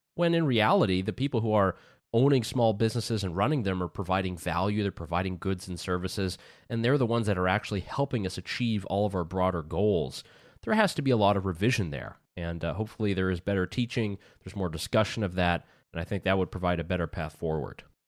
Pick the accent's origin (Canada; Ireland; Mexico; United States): United States; moved away; being the American mindset